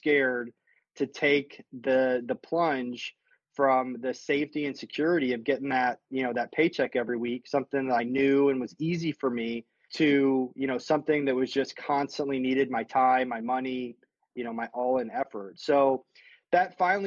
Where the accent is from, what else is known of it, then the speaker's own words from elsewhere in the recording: St. Louis, Missouri, United States; now in Austin, United States; I grew up in St. Louis, Missouri